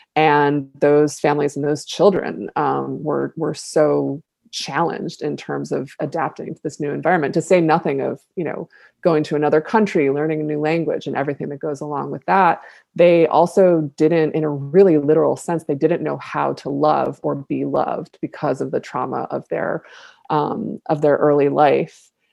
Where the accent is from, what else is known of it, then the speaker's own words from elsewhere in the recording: Buffalo, New York, United States; my hometown of Buffalo